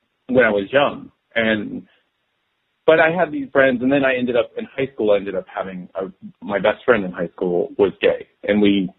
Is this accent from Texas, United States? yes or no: yes; Dallas, Texas, United States; I was born and raised in Dallas, Texas